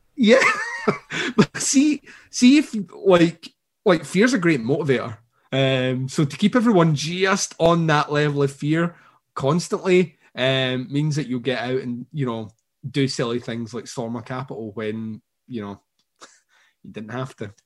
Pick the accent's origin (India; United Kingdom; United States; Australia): United Kingdom; Scotland; I'm Scottish